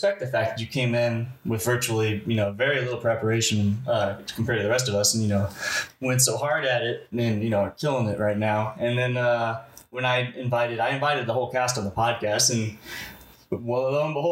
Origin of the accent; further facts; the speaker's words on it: Springfield, Illinois, United States; Springfield, Illinois is where I'm from.